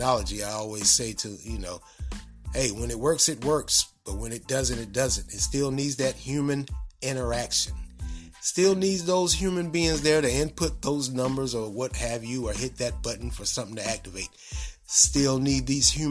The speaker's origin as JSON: {"language": "English", "country": "United States", "said": "we as American citizens and taxpayers"}